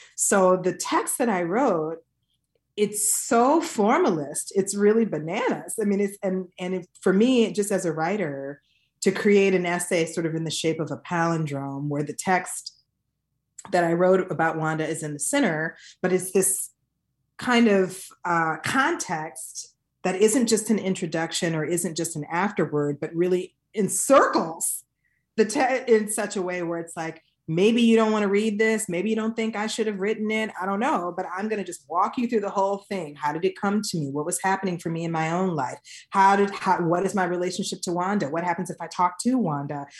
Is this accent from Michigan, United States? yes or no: yes; Detroit, Michigan, United States; growing up in Detroit in the nineteen eighties